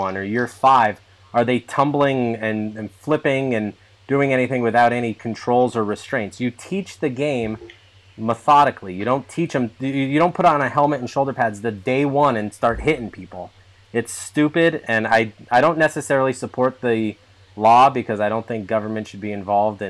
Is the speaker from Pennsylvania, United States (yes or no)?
yes; Northeast Pennsylvania, United States; I'm from Northeast Pennsylvania, coal country